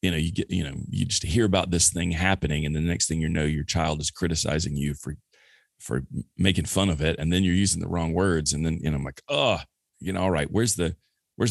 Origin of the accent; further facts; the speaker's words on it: the South, United States; moved away; growing up in the South in the early 70s